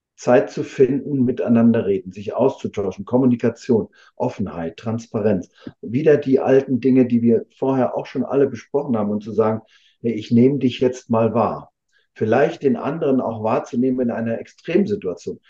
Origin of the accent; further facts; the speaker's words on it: Rostock, Mecklenburg-Vorpommern, Germany; hier in meiner Heimatstadt in Rostock